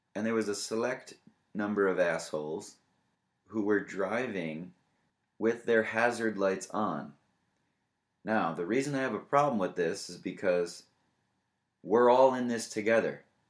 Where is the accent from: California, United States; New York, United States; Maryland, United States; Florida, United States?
New York, United States; moved away; we are originally from New York